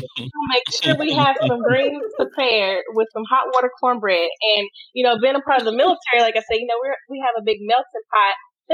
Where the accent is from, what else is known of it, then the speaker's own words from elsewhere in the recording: the South, United States; And then something that I cherish about being growing up in the South, I'm a part of a huge close-knit family